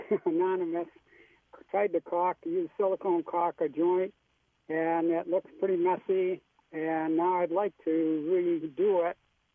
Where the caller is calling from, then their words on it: Apple Valley, United States; Apple Valley.